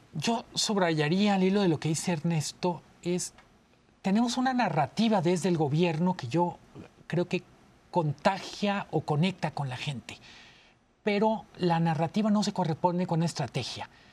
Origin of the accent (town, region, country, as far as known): Mexico